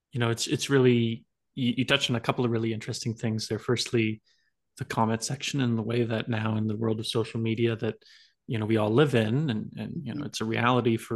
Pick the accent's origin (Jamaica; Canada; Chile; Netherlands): Canada; New Brunswick; I'm from New Brunswick.